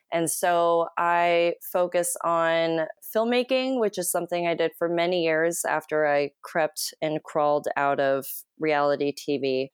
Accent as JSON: {"language": "English", "town": "Oakland", "region": "California", "country": "United States", "moved": "as an adult", "lives_now": "Los Angeles, United States", "said": "I'm from Oakland, California"}